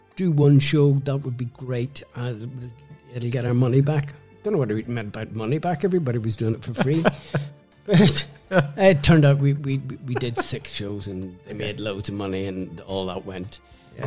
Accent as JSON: {"language": "English", "town": "Belfast", "region": "Northern Ireland", "country": "United Kingdom", "tie": "born or raised there", "also_born_or_lived": "Dublin", "moved": "as an adult", "lives_now": "London, United Kingdom", "said": "I was born in Belfast and um, came out at the time when the Troubles were starting."}